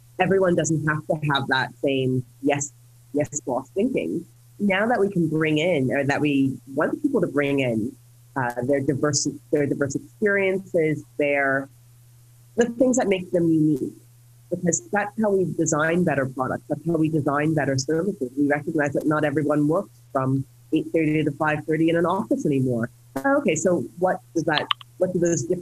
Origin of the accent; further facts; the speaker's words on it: United States; I'm an American citizen, I grew up in the US